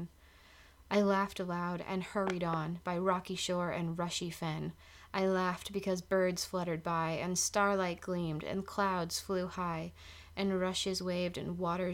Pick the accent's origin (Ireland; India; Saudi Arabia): Ireland; I'm Irish